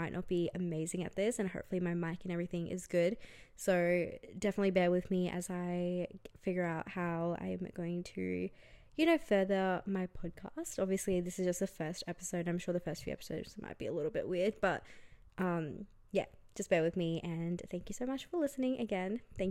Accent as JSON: {"language": "English", "town": "Brisbane", "region": "Queensland", "country": "Australia", "tie": "born or raised there", "also_born_or_lived": "India", "moved": "as an adult", "lives_now": "Melbourne, Australia", "said": "I grew up in Australia. I grew up in Brisbane actually, and I moved to Melbourne a few years ago"}